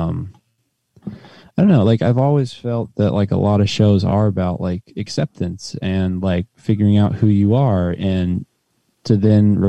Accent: West Virginia, United States; I'm from West Virginia.

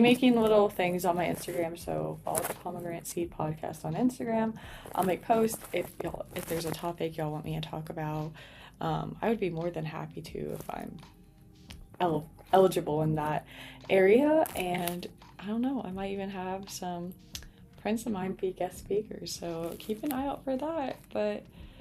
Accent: New Braunfels, Texas, United States; moved away as an adult; now in Abilene, United States; I was born and raised in New Braunfels, Texas

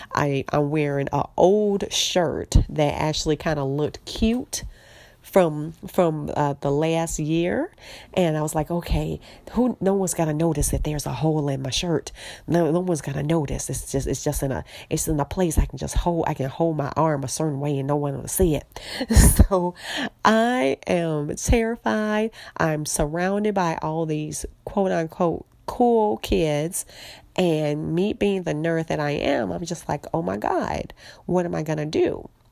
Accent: Chicago, Illinois, United States; I'm in Chicago

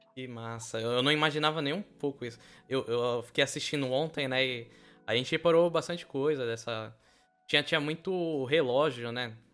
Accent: São Vicente, São Paulo, Brazil; Eu sou de São Vicente

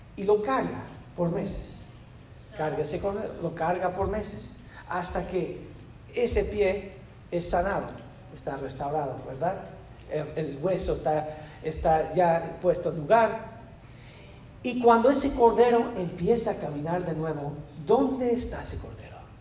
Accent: United States; yo soy americano, yo soy bien güero

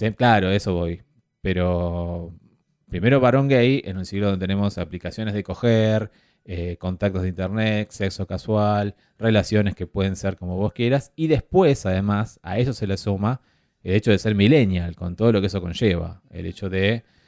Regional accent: Argentina; soy argentino y sudamericano

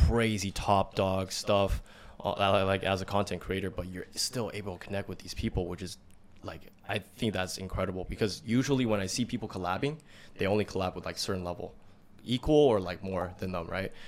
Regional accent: United States; us in America, we grew up in America

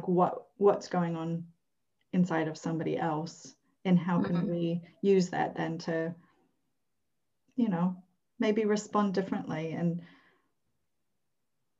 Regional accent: Minneapolis, Minnesota, United States; moved away; I come from Minneapolis

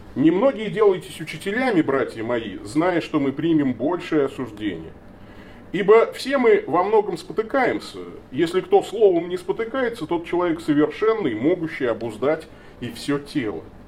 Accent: Tolyatti, Samara Oblast, Russia; moved away; я родом из Тольятти

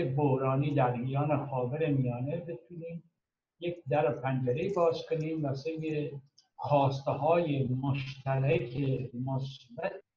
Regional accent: Iran; moved away as an adult; now in Europe; به عنوان یه ایرانی که هم در ایران عضو حزب ایران بوده و هم در اروپا از روزی که اومدم 1980

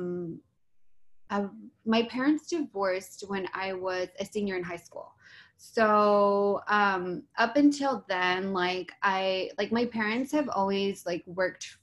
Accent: San Bernardino, California, United States; also born or lived in West Covina; now in Los Angeles, United States; I was born and raised in San Bernardino up until I was like 22

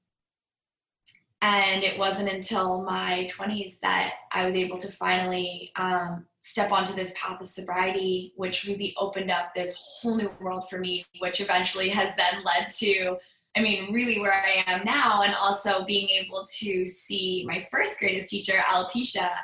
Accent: Greenwich, Connecticut, United States; I grew up in Greenwich, Connecticut on the East Coast

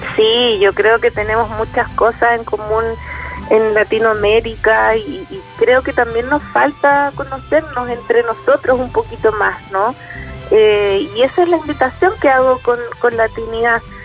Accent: Chile; yo como chilena

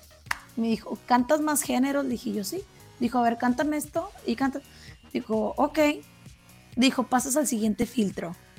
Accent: Matamoros, Tamaulipas, Mexico; first language Spanish; also born or lived in Brownsville, Texas; nací en la ciudad de Brownsville, Texas, pero toda mi vida radiqué en Matamoros, Malipas Mis papás son de Matamoros

